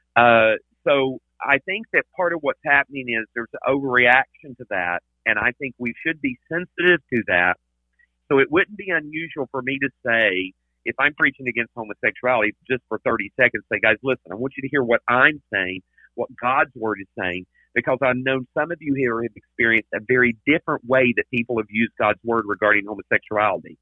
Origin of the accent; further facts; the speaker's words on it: Tennessee, United States; now in Texas, United States; I'm originally from Tennessee